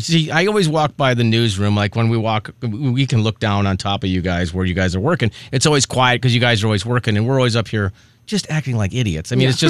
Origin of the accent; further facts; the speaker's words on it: Chicago, Illinois, United States; He didn't even know I was from Chicago.